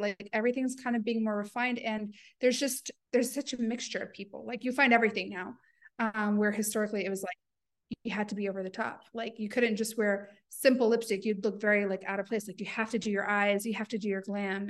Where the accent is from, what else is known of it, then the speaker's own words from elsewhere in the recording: the South, United States; moved away as an adult; now in Dubai, United Arab Emirates; growing up in the South